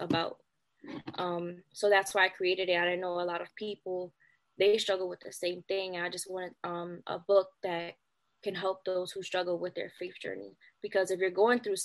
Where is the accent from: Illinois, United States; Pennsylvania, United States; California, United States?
Pennsylvania, United States; Philadelphia; I'm from Philly.